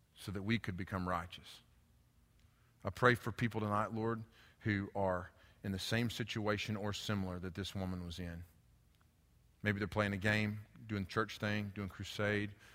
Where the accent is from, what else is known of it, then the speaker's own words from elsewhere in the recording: United States; I grew up in Haywood County